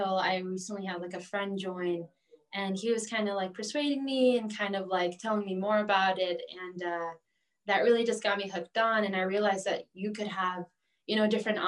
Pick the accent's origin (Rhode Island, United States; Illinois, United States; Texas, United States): Illinois, United States; Wheeling; I've lived in Wheeling pretty much my whole life